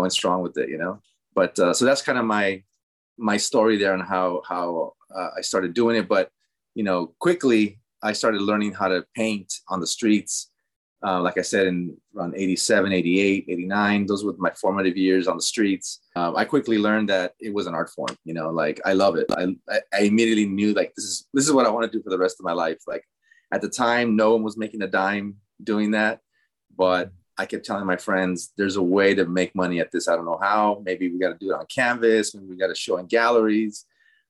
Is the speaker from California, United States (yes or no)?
yes; Los Angeles, California, United States; first language Spanish; English is a second language; So I'm first generation born in East LA. My parents were both from Mexico. So I grew up, you know, born and raised in LA and grew up knowing Spanish as my first language